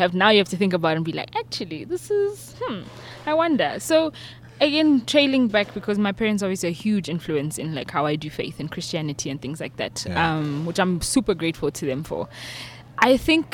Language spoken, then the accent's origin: English; Pretoria, Gauteng, South Africa; born and bred in Pretoria, like we said, and in the burbs.